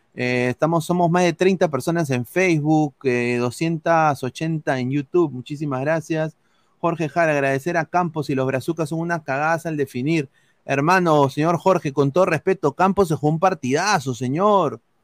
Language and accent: Spanish; Peru; nos representa como peruanos